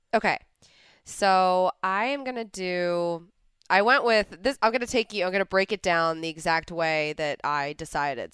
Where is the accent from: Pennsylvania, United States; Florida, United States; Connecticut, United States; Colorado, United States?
Pennsylvania, United States; Philadelphia; now in Santa Monica, United States; Growing up in Philadelphia